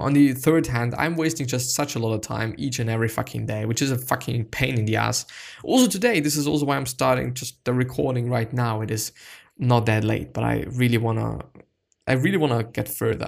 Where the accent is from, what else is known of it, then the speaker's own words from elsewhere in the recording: Austria; English is a second language; I'm from Austria